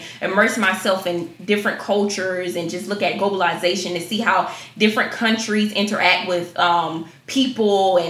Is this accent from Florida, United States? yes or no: yes; Jacksonville, Florida, United States; I am from Jacksonville, Florida, 904, the bang of where we hang them